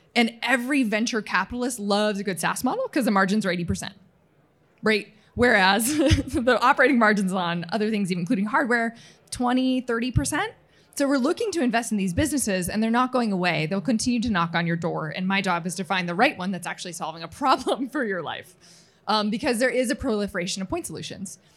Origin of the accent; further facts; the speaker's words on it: Utah, United States; moved away as an adult; also born or lived in Houston; now in Chicago, United States; in my twenties in my home state of Utah.